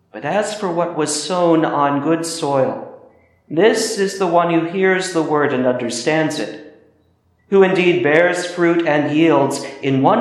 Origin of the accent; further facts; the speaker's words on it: Midwest, United States; moved away; my cousin Jacob, who still works the land in the Midwest where I grew up